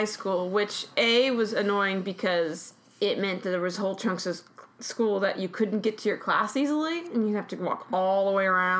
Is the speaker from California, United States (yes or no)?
yes; Los Angeles, California, United States; I grew up in Los Angeles. I haven't left because Burbank isn't that far.